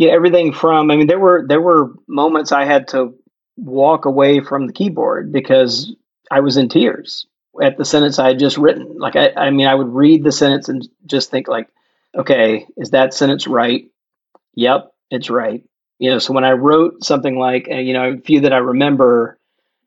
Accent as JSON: {"language": "English", "town": "Jackson", "region": "Mississippi", "country": "United States", "tie": "born or raised there", "said": "my home state of Mississippi"}